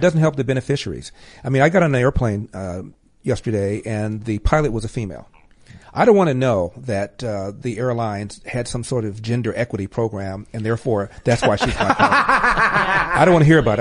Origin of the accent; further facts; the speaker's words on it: Los Angeles, California, United States; moved away as an adult; also born or lived in Cleveland; I'm from LA.